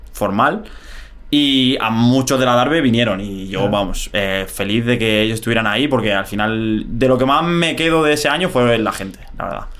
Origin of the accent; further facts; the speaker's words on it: Madrid, Community of Madrid, Spain; moved away as an adult; yo me crié en, Vallecas, yo soy de Vallecas de, toda la vida